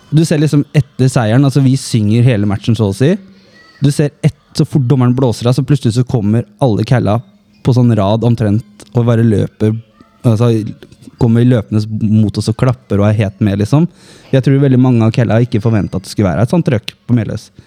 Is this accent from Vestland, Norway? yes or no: yes; Bergen, Vestland, Norway; Jeg er fra Bergen.